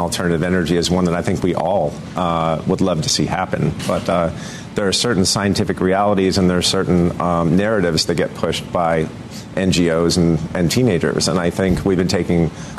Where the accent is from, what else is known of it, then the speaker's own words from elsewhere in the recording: Texas, United States; I'm from Texas